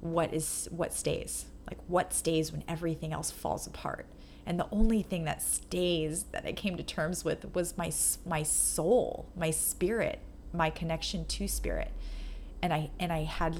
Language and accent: English; New York, United States; moved away as an adult; now in Los Angeles, United States; the idea that I have of myself as a New Yorker